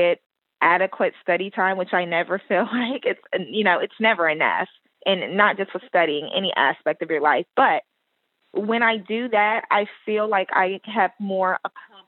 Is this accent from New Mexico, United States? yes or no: yes; Roswell, New Mexico, United States; now in Houston, United States; I'm originally from Roswell, New Mexico, but I've lived in Houston for a really long time now, so Houston